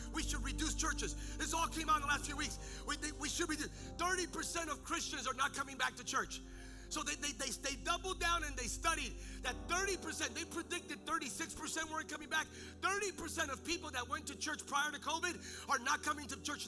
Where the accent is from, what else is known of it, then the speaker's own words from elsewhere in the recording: Bethlehem, Pennsylvania, United States; moved away; I'm from Pennsylvania originally, and I grew up as a nerd in this little house in a little community